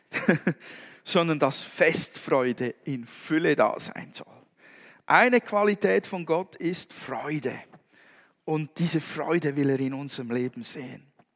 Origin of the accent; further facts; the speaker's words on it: Switzerland; bei uns in der Schweiz